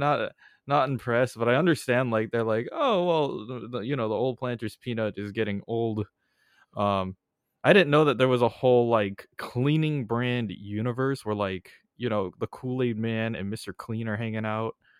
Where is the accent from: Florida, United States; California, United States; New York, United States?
California, United States; Bay Area; I'm from the Bay Area